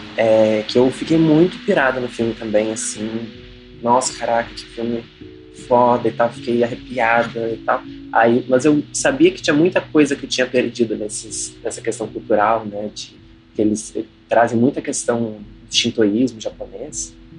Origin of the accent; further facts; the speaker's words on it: Brazil; A gente, como brasileiro